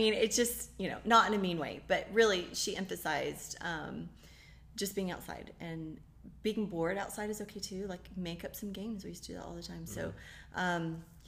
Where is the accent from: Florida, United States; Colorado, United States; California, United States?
Florida, United States; Daytona Beach; And my dad used to tow airplanes up and, you know, the banners up and down. I'm from Daytona Beach. He used to tow those banners.